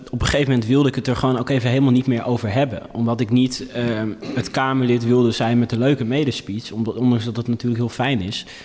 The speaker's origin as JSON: {"language": "Dutch", "country": "Ethiopia", "lives_now": "Netherlands", "said": "het voordeel dat ik uit Ethiopië kom... is dat ik ondanks mijn lengte wel stevige billen"}